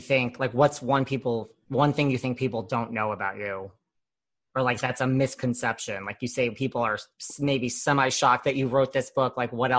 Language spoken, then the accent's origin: English; New York, United States; I'm like a New Yorker.